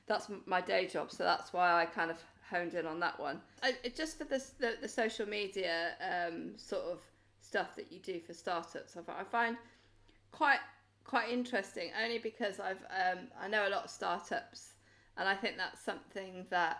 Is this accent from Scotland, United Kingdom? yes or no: no; Wales, United Kingdom; I'm from Wales